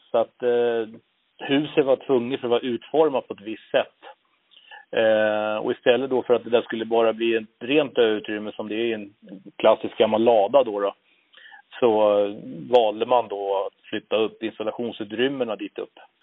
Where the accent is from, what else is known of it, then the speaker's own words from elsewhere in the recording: Nynäshamn, Stockholm County, Sweden; moved away as an adult; now in Uppsala, Sweden; född och uppvuxen ute på Torö utanför Nynäshamn